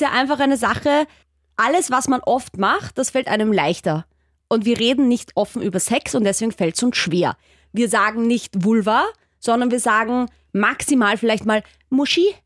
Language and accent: German; Austria; man hört es ja vielleicht bei mir, ich komme aus Österreich